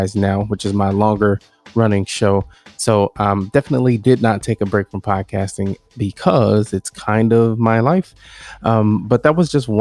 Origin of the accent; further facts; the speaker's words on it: Southern Illinois, United States; now in Milwaukee, United States; I am originally from Southern Illinois, but now I reside 15 minutes outside of Milwaukee, Wisconsin